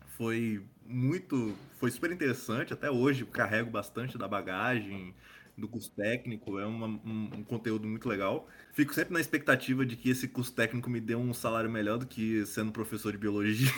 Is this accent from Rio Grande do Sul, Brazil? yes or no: no; Espírito Santo, Brazil; eu sou do Espírito Santo